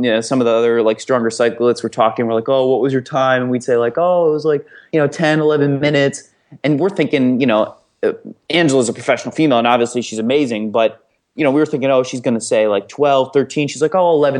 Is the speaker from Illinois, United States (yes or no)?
yes; Glenview, Illinois, United States; moved away as an adult; also born or lived in Iowa City, Iowa; I'm from Chicago originally, but I went to school in Iowa City, so I've been there for the last four years